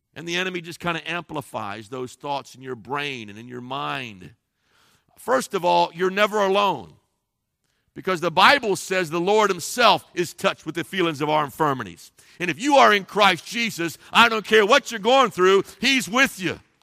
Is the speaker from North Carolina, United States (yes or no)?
no; Cincinnati, Ohio, United States; I grew up in Cincinnati, Ohio